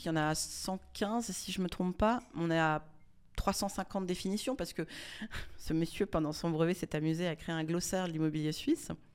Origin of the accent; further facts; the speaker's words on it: Monaco; je suis née à Monaco